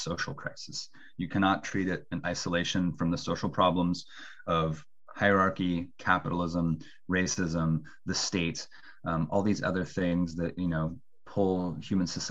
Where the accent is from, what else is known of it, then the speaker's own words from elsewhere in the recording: Bremerton, Washington, United States; I'm from the Pacific Northwest, a town called Bremerton outside Seattle